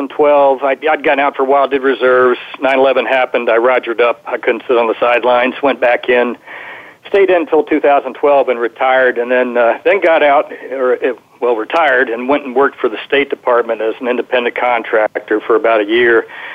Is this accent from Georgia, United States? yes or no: no; Virginia, United States; Virginia, but not France.